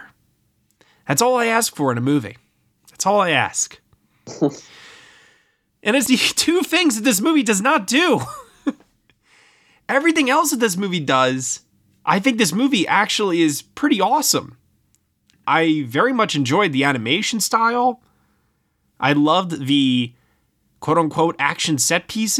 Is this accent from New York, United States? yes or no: yes; Brooklyn, New York, United States; my hometown of Brooklyn